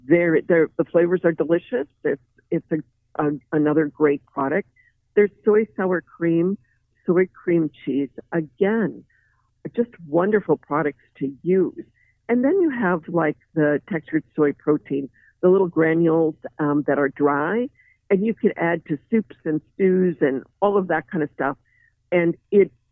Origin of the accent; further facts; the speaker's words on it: Midwest, United States; myself included, growing up in the Midwest